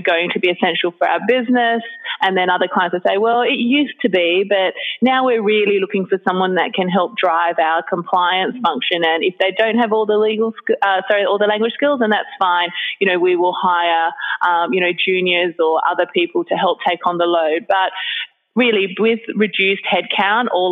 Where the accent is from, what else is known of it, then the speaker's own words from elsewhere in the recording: Australia; moved away as an adult; also born or lived in Hong Kong / Sydney; now in Singapore; I'm originally from Australia